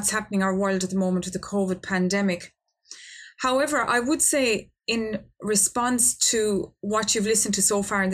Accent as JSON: {"language": "English", "country": "Ireland", "said": "my home country of Ireland"}